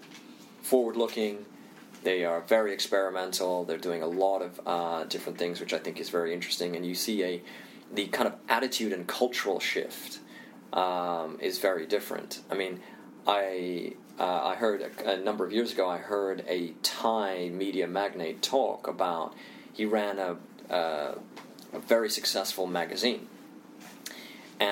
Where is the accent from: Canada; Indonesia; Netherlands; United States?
Indonesia; also born or lived in India; you know, I'm Indian, I also grew up in Indonesia